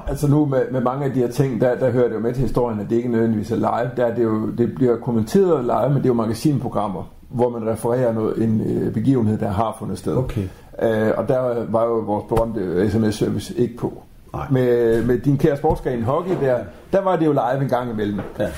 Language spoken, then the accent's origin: Danish; Grenaa, Central Denmark Region, Denmark; lokalradio i Grenå, hvor jeg kommer fra